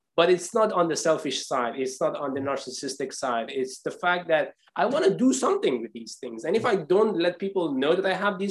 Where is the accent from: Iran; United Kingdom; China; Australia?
Iran; I'm from Iran. Persian people are prideful people. You know, we had 2,500 years of history of civilization